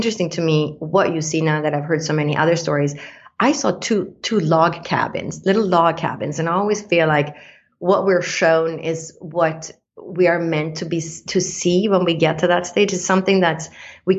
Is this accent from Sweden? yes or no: yes; Sweden; moved away; I grew up in Sweden, in Scandinavia, that has, you know, outside Stockholm is 24,000 islands